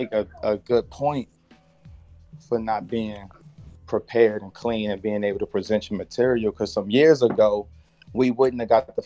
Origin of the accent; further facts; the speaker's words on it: Southern Maryland, United States; we're both from Maryland, you know, Southern Maryland